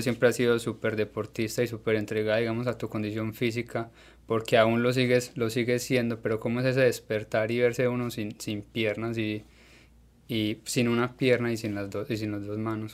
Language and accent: Spanish; Colombia; nosotros en Colombia